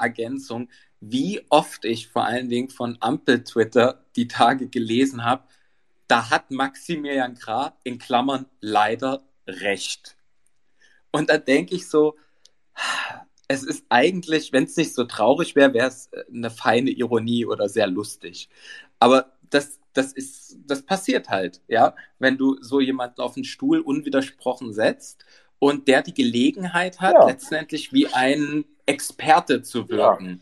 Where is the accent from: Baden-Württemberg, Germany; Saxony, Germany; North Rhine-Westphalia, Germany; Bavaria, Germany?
Saxony, Germany; Dresden; bin ja aus Dresden.